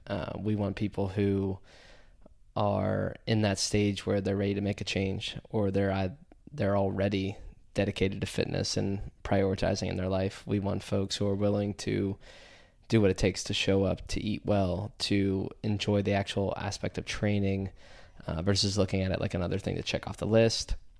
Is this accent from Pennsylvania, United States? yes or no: yes; DuBois, Pennsylvania, United States; from Du Bois, P A originally. Middle of nowhere, uh, central P